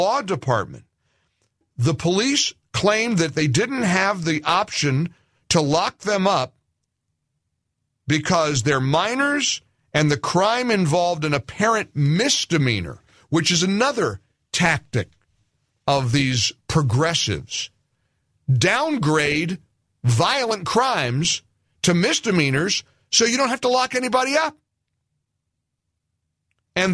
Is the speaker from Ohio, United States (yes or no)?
yes; Ohio, United States; I'm from Ohio